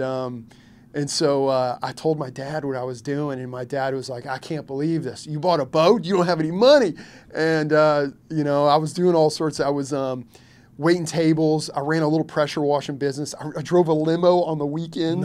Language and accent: English; Louisville, Kentucky, United States; also born or lived in Lexington, Kentucky; now in Hilton Head, United States; I was born in Lexington, mainly grew up in Louisville, Kentucky